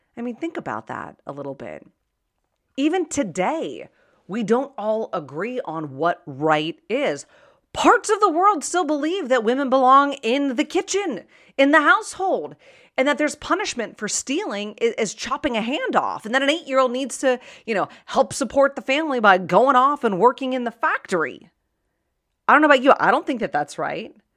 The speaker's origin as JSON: {"language": "English", "town": "Pittsburgh", "region": "Pennsylvania", "country": "United States", "tie": "born or raised there", "said": "I was born and raised in Pittsburgh, and that's the word they use in Pittsburgh, yins"}